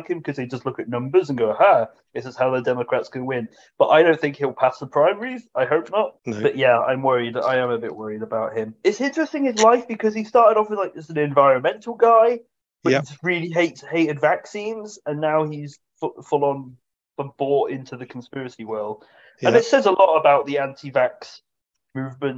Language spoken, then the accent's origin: English; United Kingdom; we're British